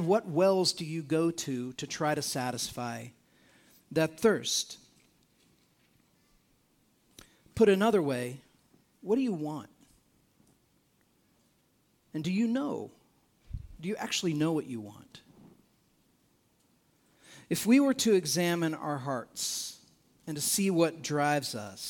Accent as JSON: {"language": "English", "country": "United States", "said": "as an American"}